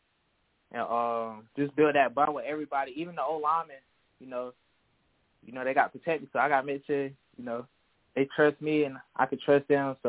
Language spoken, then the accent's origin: English; South Carolina, United States; I grew up in South Carolina, so I always went to all the Clemson football camps